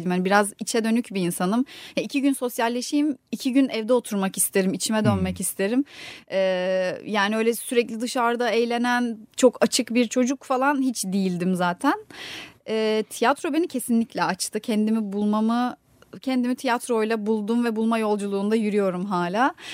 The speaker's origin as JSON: {"language": "Turkish", "region": "İzmir", "country": "Turkey", "tie": "born or raised there", "also_born_or_lived": "Kırıkkale", "said": "E, Kırıkkale'de doğdum ben. İki yaşına kadar da orada yaşadık ailemle birlikte. Sonra ailem İzmir'e taşınmaya karar vermiş. Yani ben küçüktüm tabii. ee, iki yaşından beri, o iki yaş ile 18 yaş arası İzmir'de geçti."}